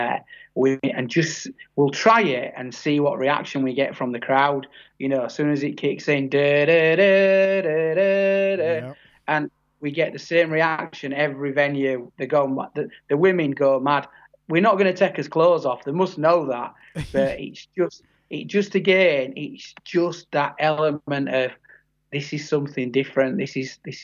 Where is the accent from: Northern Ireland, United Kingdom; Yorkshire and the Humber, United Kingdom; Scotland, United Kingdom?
Yorkshire and the Humber, United Kingdom; I'm from Yorkshire. I'm from the area where the Full Monty film was made